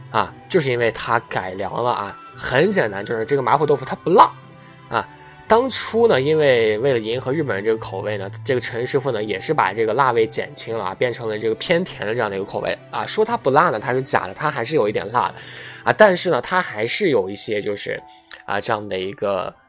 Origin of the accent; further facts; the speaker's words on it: China; 我们的中国料理